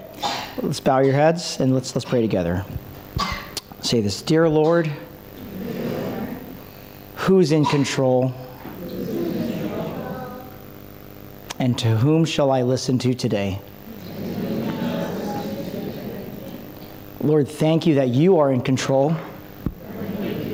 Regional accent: Philippines; I'm Filipino

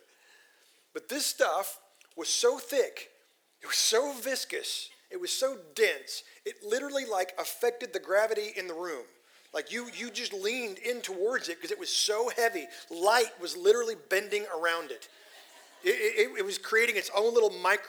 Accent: Texas Panhandle, United States; moved away as an adult; now in Tyler, United States; I grew up in the Texas Panhandle

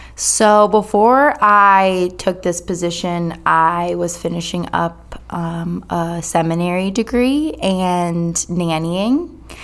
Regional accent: Durham, North Carolina, United States; I am from Durham, born and raised here

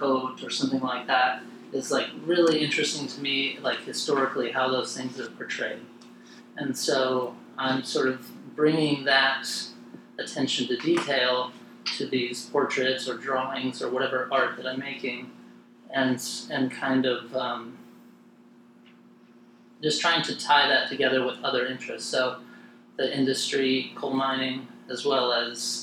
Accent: Wyoming, United States; moved away; when I moved away from Wyoming, where I grew up

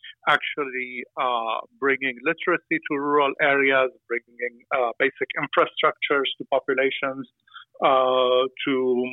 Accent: Aleppo, Aleppo Governorate, Syria; I come from a family in Aleppo

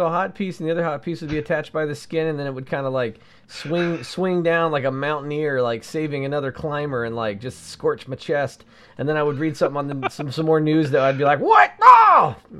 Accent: Southeast Georgia, United States; moved away; I'm from Georgia

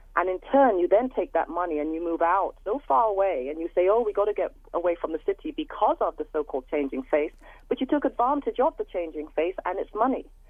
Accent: London, United Kingdom; moved away as an adult; now in Coquitlam, Canada; born and raised in London, England

